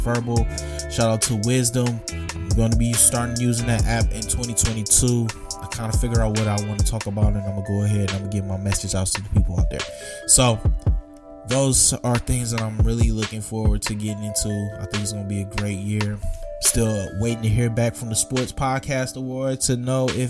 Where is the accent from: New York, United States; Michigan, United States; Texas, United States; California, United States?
Michigan, United States; Detroit; growing up in the Metro Detroit area.